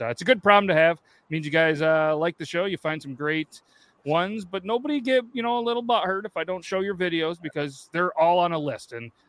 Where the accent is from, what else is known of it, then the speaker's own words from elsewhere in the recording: Syracuse, New York, United States; I grew up in Syracuse.